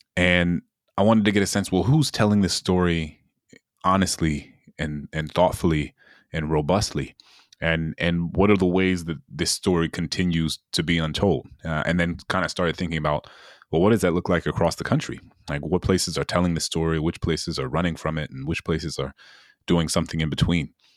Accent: New Orleans, Louisiana, United States; my hometown in New Orleans

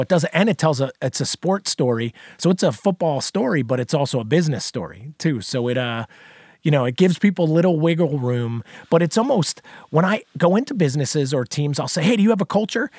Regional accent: New Jersey, United States; moved away as an adult; also born or lived in South Carolina; I grew up in New Jersey originally

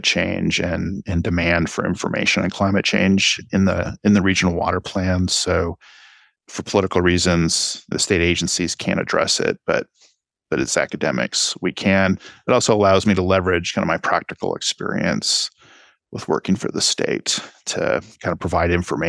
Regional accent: Texas, United States; but I'm Texan. I can't help but bring my Texan experience to the table.

